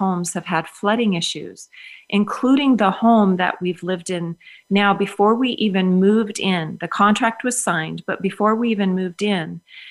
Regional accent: Minnesota, United States; I grew up in Minnesota where, of course, we know it's the land of 10,000 lakes.

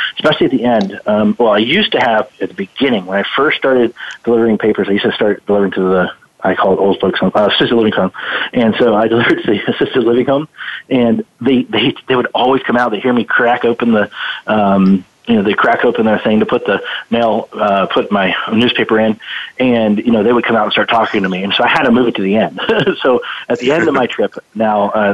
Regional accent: Youngstown, Ohio, United States; moved away; I was born in Ohio, in Youngstown, Ohio, down the stick or the Rust Belt, I guess we call it. That's where I was born

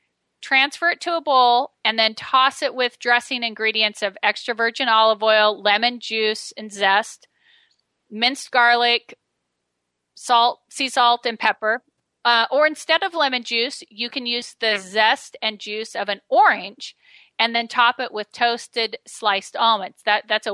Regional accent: Medford, Oregon, United States; my hometown of Medford, Oregon

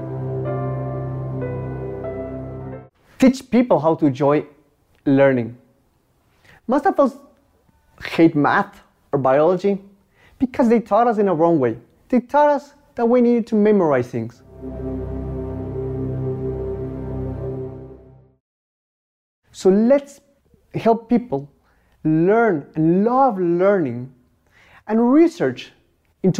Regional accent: Mexico; I'm from Mexico and I'm a pop movement ambassador.

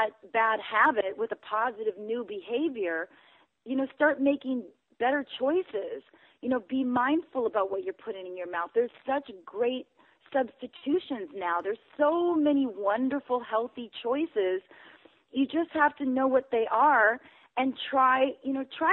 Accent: Wisconsin, United States; growing up in Wisconsin

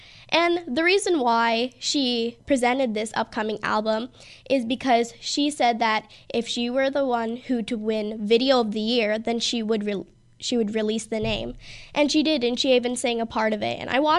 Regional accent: San Diego, California, United States; I was actually, in fact, born in California, but I was born in San Diego

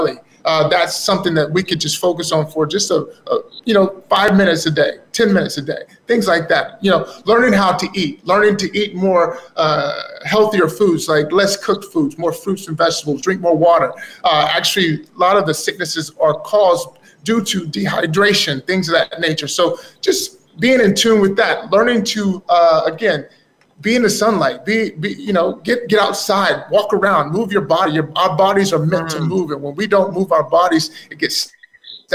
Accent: Dallas, Texas, United States; growing up in Texas, Dallas

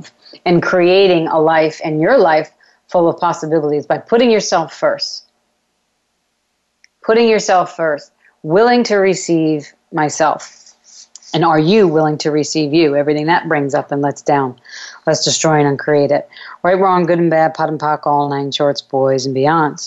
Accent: New York, United States; I'm a New Yorker

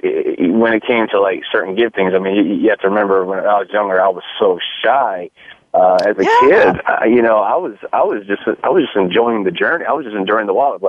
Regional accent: Long Beach, California, United States; born there; also born or lived in Europe; I was born in Long Beach, California, but my my dad was in the military, and U.S. Army, 21 years, retired, and we did a lot of traveling growing up

